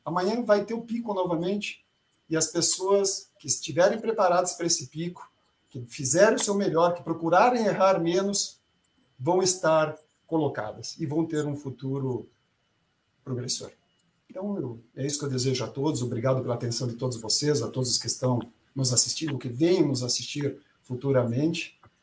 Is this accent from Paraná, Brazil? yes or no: no; Charrua, Rio Grande do Sul, Brazil; moved away; also born or lived in Tapejara, Rio Grande do Sul; na cidade de onde eu venho, lá no interior do Rio Grande do Sul, na realidade, onde eu nasci, é essa cidade Tapejara. Mas onde eu vivi se chama Charrua